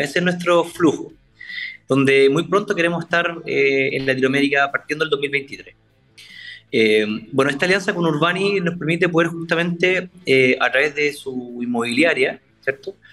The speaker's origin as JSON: {"language": "Spanish", "town": "Concepción", "region": "Biobío", "country": "Chile", "said": "somos de Concepción, somos penquistas y de Conce al mundo."}